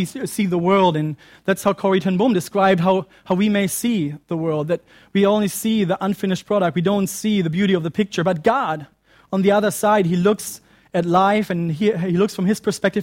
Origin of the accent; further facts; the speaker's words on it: Germany; moved away; my home country of Germany